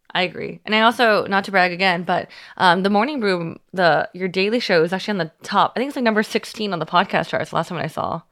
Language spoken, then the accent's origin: English; Union City, California, United States; moved away; I'm from Union City.